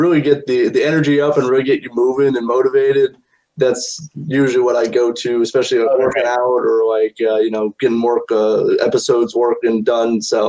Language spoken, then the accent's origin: English; South Bend, Indiana, United States; I'm from South Bend, Indiana.